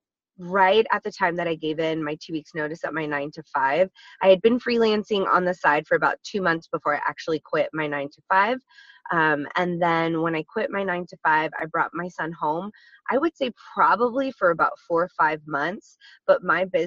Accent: Texas, United States; now in San Diego, United States; I am originally from Texas. I am a proud Texas native.

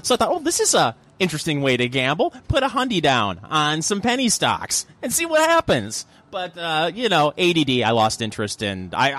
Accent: United States; I'm an American.

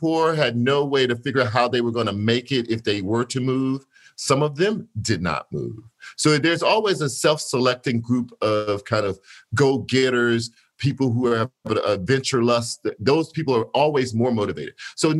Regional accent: Gibsland, Louisiana, United States; moved away as an adult; also born or lived in Shreveport, Louisiana / Grambling, Louisiana / Detroit, Michigan; now in New York, United States; I'm from a small town called Gippsland, Louisiana, which is a majority Black little town in Louisiana.

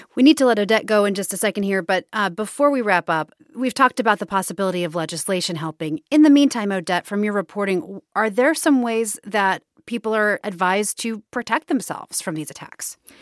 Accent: Kansas City, Missouri, United States; my hometown, Union Station

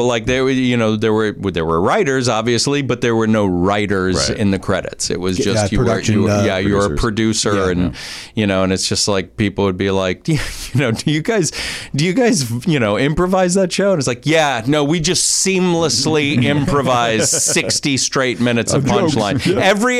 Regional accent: Stamford, Connecticut, United States; Stamford, Connecticut.

